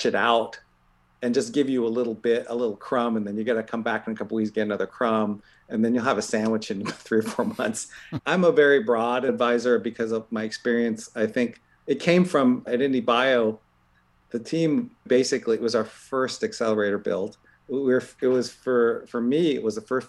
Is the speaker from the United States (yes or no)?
yes; Columbus, Ohio, United States; now in Bay Area, United States; I grew up in Columbus, Ohio